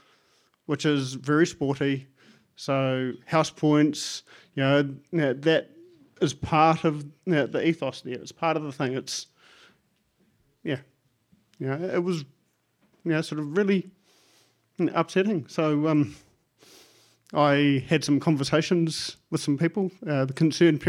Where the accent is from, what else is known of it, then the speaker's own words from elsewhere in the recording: Lower Hutt, Wellington, New Zealand; I'm from Taita in Lower Hutt.